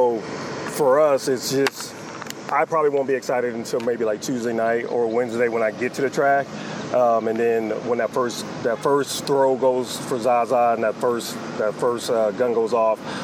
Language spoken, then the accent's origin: English; Rochester, New York, United States; born or raised there; moved away